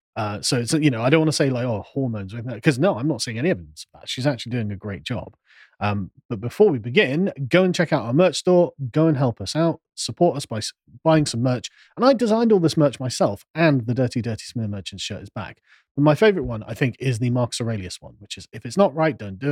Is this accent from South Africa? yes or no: no; England, United Kingdom; Exactly. I'm an Englishman.